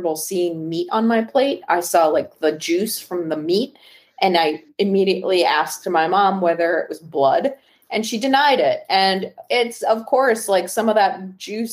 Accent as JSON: {"language": "English", "region": "Wisconsin", "country": "United States", "tie": "born or raised there"}